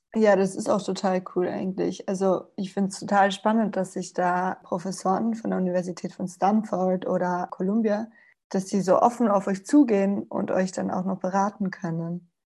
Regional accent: Spain; now in Vienna, Austria; ich bin Spanierin und ich bin in der Sonne aufgewachsen und der Umzug hierher, der war tragisch

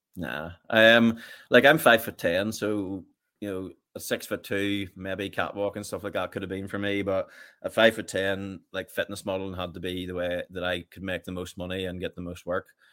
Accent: Richhill, Northern Ireland, United Kingdom; I grew up in Rich Hill, just about five miles from Portadown.

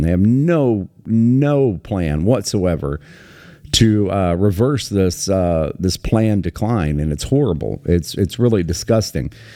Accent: United States; I live in America, I was raised in America

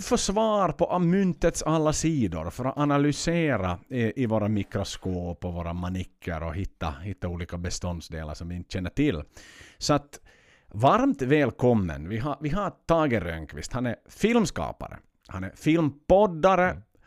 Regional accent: Finland; hemma i Finland

